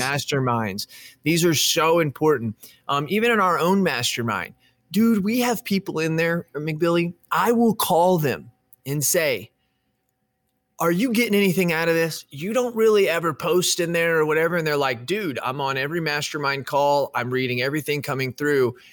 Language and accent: English; United States; Me as an American